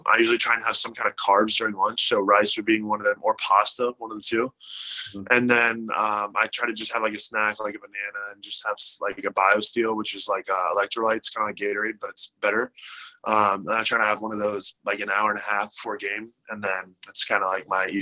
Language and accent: English; Charlotte, North Carolina, United States; a memoir for my hometown